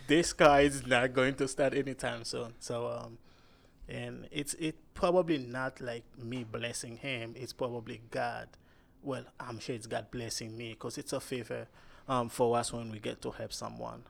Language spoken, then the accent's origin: English; Cap-Haïtien, Nord, Haiti; moved away; I'm Haitian